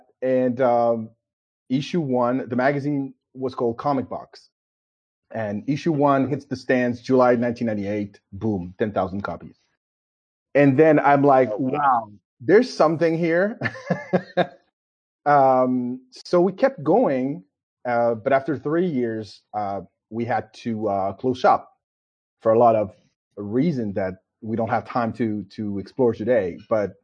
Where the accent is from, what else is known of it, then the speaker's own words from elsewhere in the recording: Paris, Île-de-France, France; moved away as an adult; now in United States; I was born in Paris, France. And this is where I grew up